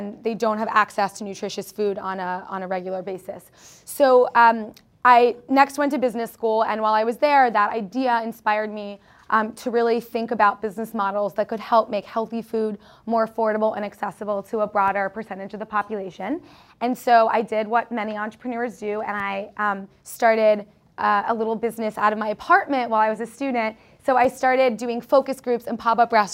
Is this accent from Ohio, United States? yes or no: yes; Cincinnati, Ohio, United States; moved away as an adult; also born or lived in Mexico / Spain / Chile / Israel; now in Miami, United States; I'm originally from Cincinnati, Ohio.